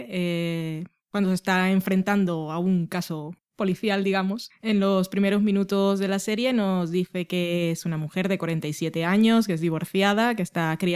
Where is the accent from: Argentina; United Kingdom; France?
United Kingdom; accent: British; Supongo que es por el punto de mala leche, o no sé si es solo porque tengo un acento británico